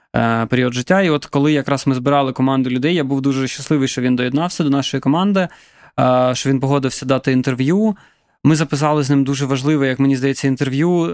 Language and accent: Ukrainian; Donetsk, Donetsk Oblast, Ukraine; now in Kyiv, Ukraine; я родом з Донецька.